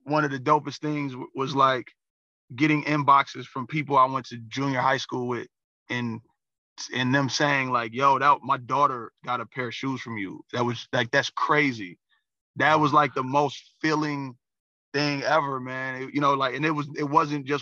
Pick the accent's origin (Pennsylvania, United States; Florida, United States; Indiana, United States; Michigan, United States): Michigan, United States; Pontiac; also born or lived in Auburn Hills, Michigan; I was born and raised in Pontiac.